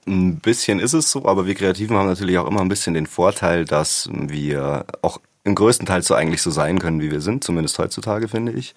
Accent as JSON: {"language": "German", "area": "the area around Munich", "region": "Bavaria", "country": "Germany", "tie": "born or raised there", "said": "ich bin ja nicht in München aufgewachsen, sondern ein bisschen im Umland"}